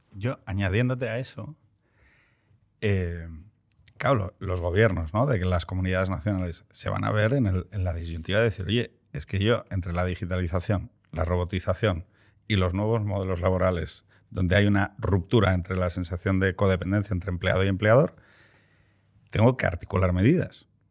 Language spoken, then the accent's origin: Spanish; Andalusia, Spain; como andaluz